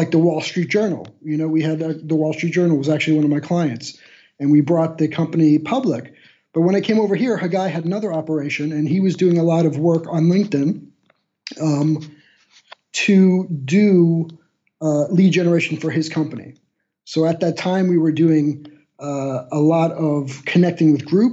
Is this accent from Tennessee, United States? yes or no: no; Miami, Florida, United States; moved away as an adult; now in Magdeburg, Germany; I am a guy who lives right now in Magdeburg, Germany, but I'm originally from Miami, Florida